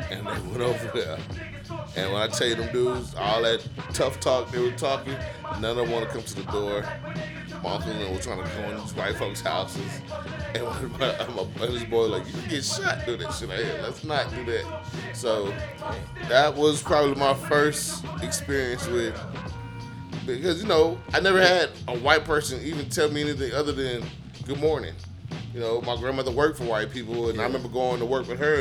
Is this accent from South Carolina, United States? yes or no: no; Houston, Texas, United States; I'm from Fifth Ward